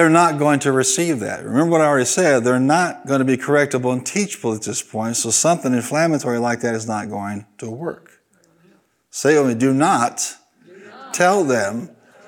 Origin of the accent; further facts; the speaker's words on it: Carbondale, Illinois, United States; in Carbondale where I was raised